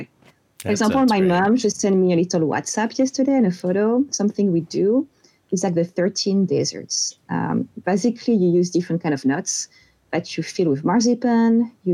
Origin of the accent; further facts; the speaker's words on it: Corsica, France; English is a second language; moved away; I'm from Corsica, which is a little island in the Mediterranean Sea, which is part of France. And everyone will notice pretty fast, my accent.